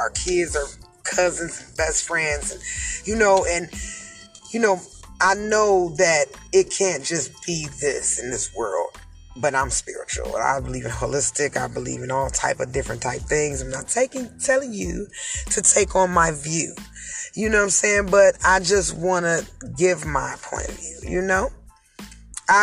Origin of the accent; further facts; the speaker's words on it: Cleveland, Ohio, United States; I'm from Cleveland, Ohio